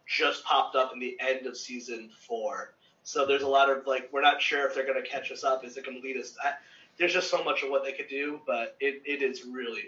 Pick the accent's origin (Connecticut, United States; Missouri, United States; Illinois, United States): Connecticut, United States; Meriden; moved away; I grew up in Meriden, Connecticut, which by no means is Baltimore